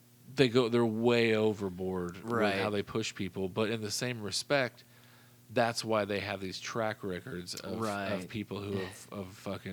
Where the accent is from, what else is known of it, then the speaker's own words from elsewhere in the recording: hometown near Teutopolis, Illinois, United States; There's a little town outside of my hometown, I'll just say it's called Teutopolis or T-Town, and they're a tiny town